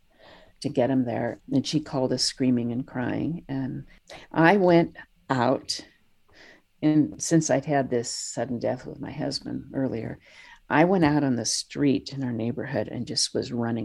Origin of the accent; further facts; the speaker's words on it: San Francisco, California, United States; I was born in San Francisco.